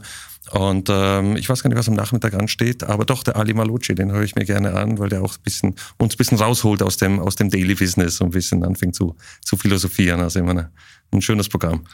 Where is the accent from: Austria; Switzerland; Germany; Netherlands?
Switzerland; Zurich; moved away; ich bin in der Nähe vom Zürichsee aufgewachsen. Lind liegt am Zürichsee in der Schweiz